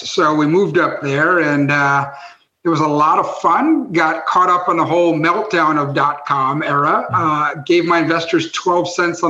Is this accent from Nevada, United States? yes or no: no; Westchester County, New York, United States; also born or lived in Tokyo, Japan; I grew up in New York, Westchester County, New York, but I spent 3 years as a kid in Tokyo, Japan.